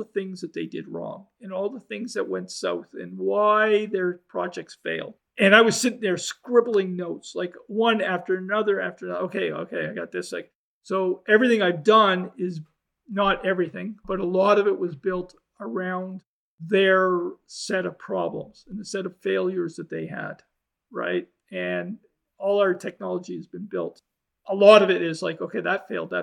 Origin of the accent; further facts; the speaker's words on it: Canada; I'm a Canadian